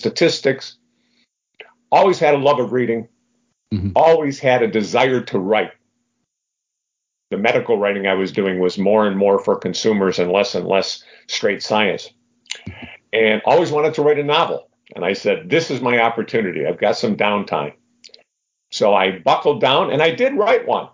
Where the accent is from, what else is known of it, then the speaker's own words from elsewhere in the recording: Detroit, Michigan, United States; I grew up in Detroit, Michigan